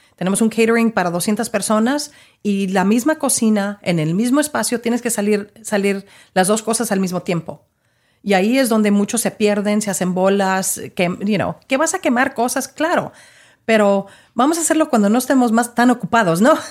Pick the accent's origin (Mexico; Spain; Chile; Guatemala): Mexico; now in Dallas, United States; nosotros como, como mexicanos